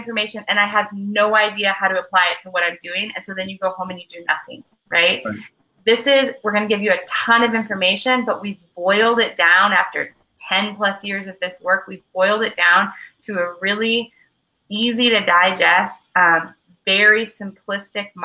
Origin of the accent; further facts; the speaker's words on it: Michigan, United States; I'm from Michigan